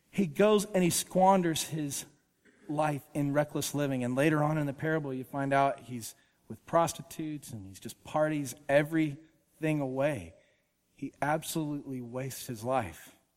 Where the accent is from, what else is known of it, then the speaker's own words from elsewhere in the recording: Woodstock, Georgia, United States; I grew up in Woodstock, Georgia